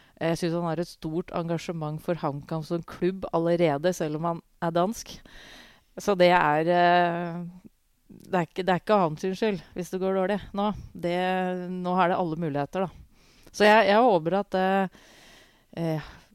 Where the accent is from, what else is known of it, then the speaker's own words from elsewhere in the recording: Hamar, Innlandet, Norway; jeg vokste opp på tribuna på Briskeby